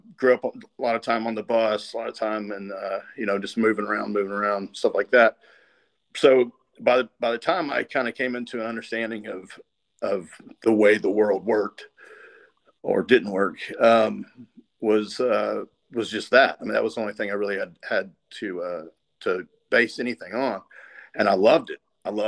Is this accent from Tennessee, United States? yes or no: yes; Tennessee, United States; also born or lived in California; My grandpa lived here